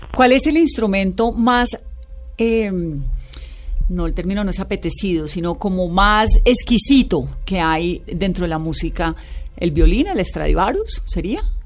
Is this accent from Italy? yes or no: no; Pacific region, Colombia; yo soy del Pacífico